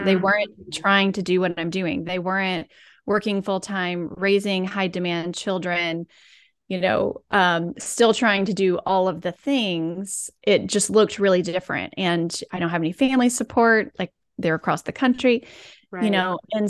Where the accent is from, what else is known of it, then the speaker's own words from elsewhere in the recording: the South, United States; because I'm from the South, we'll throw in like obedient and selfless.